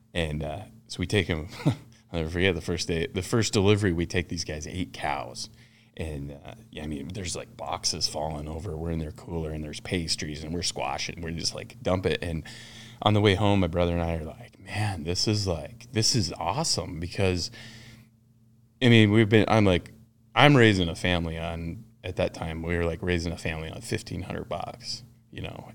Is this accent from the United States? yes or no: yes; Ten Sleep, Wyoming, United States; I'm, uh, basically born and raised in Ten Sleep, Wyoming